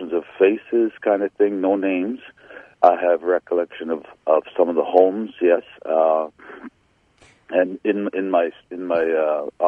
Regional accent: Saugeen First Nation, southern Ontario, Canada; I was born on the Saugeen First Nation in Ontario, southern Ontario.

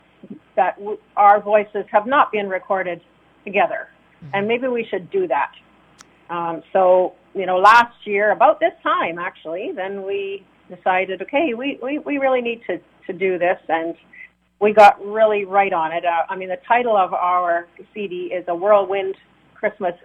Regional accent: Melita, Manitoba, Canada; our originally family home is in Melitta, so that's where my parents are still in Melitta

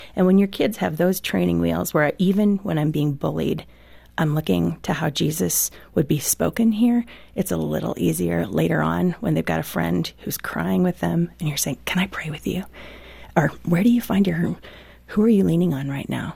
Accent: Midwest, United States; I grew up in the Midwest

